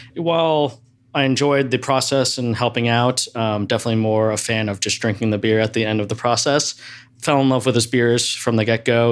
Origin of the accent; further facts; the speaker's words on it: East Coast, United States; now in Seattle, United States; I grew up on the East Coast